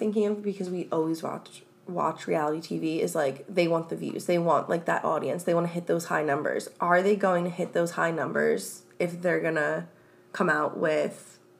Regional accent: New Jersey, United States; Like, when I say I'm from Jersey

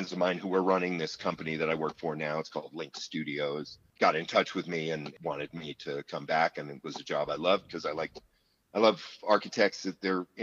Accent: San Francisco, California, United States; I grew up in San Francisco

